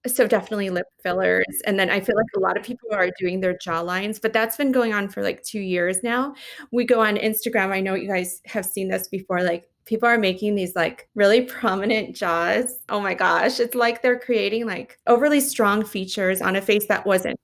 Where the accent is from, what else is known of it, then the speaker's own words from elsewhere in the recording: Las Vegas, Nevada, United States; moved away as an adult; also born or lived in Los Angeles; I moved back to Las Vegas, my hometown